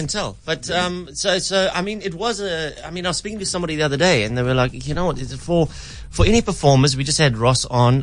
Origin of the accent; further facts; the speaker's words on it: South Africa; I'm South African